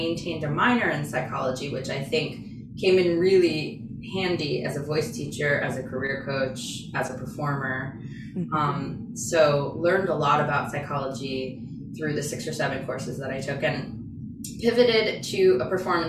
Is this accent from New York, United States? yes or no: yes; New York, United States; moved away as an adult; now in Boston, United States; I'm from New York